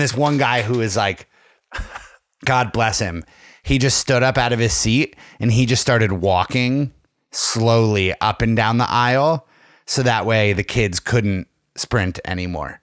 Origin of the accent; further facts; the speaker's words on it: Tunkhannock, Pennsylvania, United States; The hometown carnival in Tunkhannock